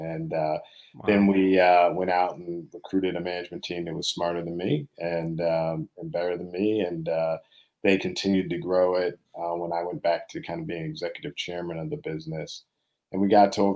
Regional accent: Boston, Massachusetts, United States; also born or lived in Princeton; I was born and raised here in Boston, inner city Boston, primarily with me and my mom.

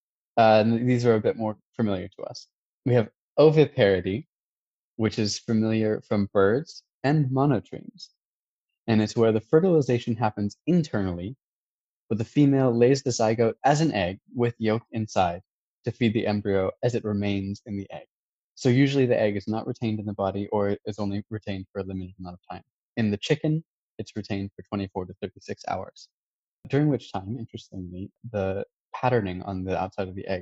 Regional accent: United States; As an American

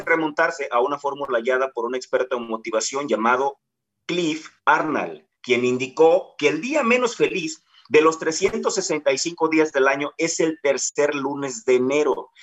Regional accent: Guerrero, Mexico; los que somos guerrerenses

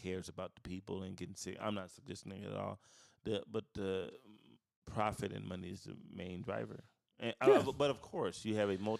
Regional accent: St. Louis, Missouri, United States; I am from St. Louis. I was so geeked.

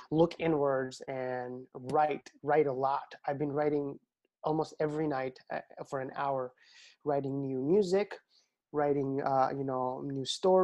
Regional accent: Bangladesh; moved away; growing up in Bangladesh, our teachers used to put an enormous amount of effort into making sure that the kids have good handwriting.

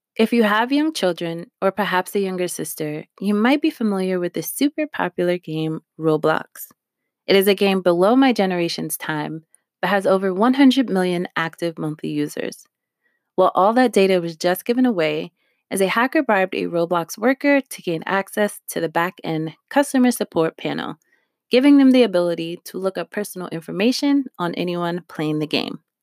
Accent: New York, United States; also born or lived in Harlem; I'm from New York

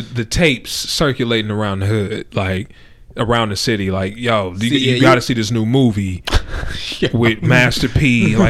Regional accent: West Coast, United States; I'm from the West Coast

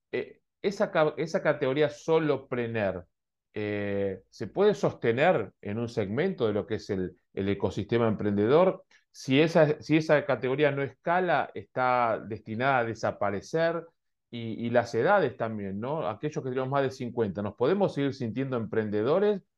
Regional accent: Argentina; Yo recuerdo de niño en Argentina

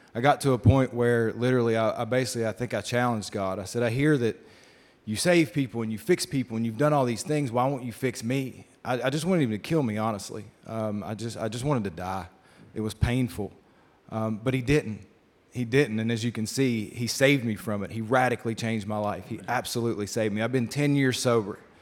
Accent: Shady Spring, West Virginia, United States; moved away as an adult; also born or lived in Knoxville, Tennessee; I was born in Shady Spring, West Virginia, not far from here outside of Beckley

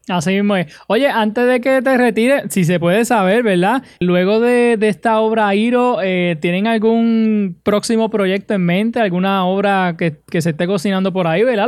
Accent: Puerto Rico

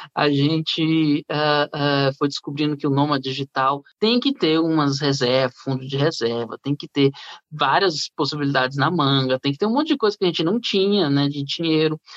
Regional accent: Brasília, Federal District, Brazil; moved away as an adult; also born or lived in Rio de Janeiro; eu fui para o Rio, sou de Brasília, eu fui para o Rio com 18 anos

